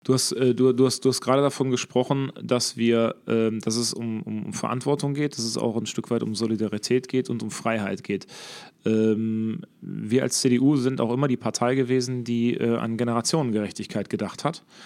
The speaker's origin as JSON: {"language": "German", "town": "Herne", "region": "North Rhine-Westphalia", "country": "Germany", "said": "bei uns in Herne"}